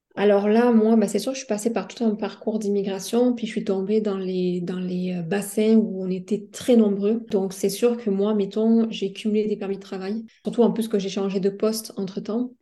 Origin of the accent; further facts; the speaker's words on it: France; moved away as an adult; now in Montreal, Canada; chez moi en France